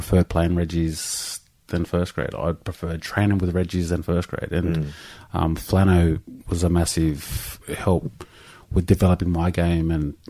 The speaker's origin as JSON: {"language": "English", "town": "Canberra", "region": "Australian Capital Territory", "country": "Australia", "tie": "born there", "said": "I was born in Canberra."}